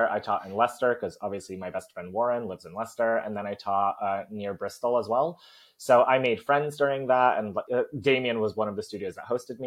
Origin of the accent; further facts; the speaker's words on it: Poland; accent: American; moved away as an adult; also born or lived in New Jersey, United States; now in United Kingdom; I was born in Poland, but then when I was one, my family moved to the States. So I lived in New Jersey for 9 years. And then when I was 10, we moved back. And I was there for, 13 years? So I spent most of my life in Poland.